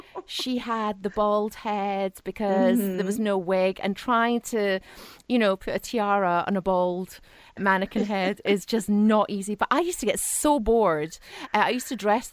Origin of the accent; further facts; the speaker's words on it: Ireland; I grew up in Southern Ireland, so we had 3 months for our summer holidays every single year